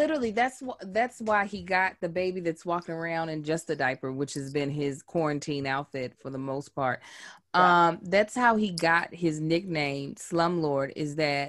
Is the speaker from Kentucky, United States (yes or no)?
yes; Kentucky, United States; My husband, who's also from Kentucky, he was born and raised in Lexington.